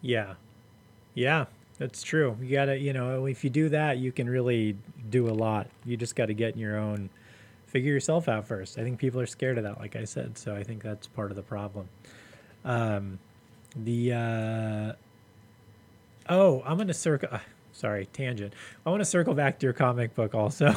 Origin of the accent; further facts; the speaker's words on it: Los Angeles, California, United States; moved away as an adult; also born or lived in Long Beach, United States; I grew up in LA in the 80s. I grew up in South Central in the 80s and 90s